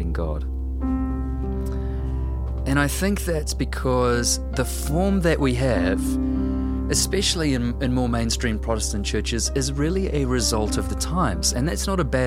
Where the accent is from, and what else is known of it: New Zealand